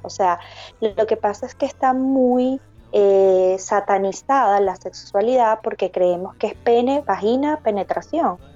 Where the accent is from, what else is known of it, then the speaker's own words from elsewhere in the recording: Barquisimeto, Lara, Venezuela; moved away as an adult; now in Medellín, Colombia; soy de Venezuela, de una ciudad que se llama Parquisimeto